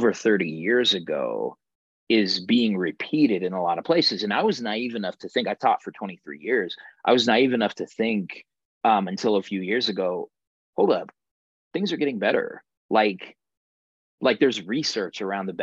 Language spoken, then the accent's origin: English; Denver, Colorado, United States; as a Chicano growing up in Denver's East Side